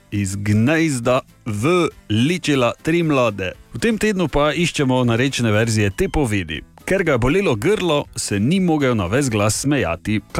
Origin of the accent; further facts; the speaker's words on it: Oplotnica, Drava, Slovenia; prihajam iz Oplotnice, mi pa rečemo, štorkla je iz gnezda vrgla tri mladiče.